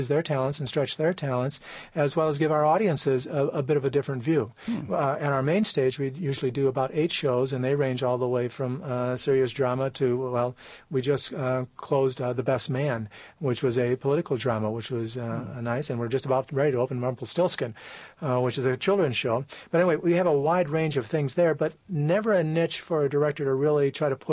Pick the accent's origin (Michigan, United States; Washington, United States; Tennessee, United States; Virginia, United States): Michigan, United States; Lansing; I grew up in Lansing and got started at the Okemos Barn Theater back when I was in high school.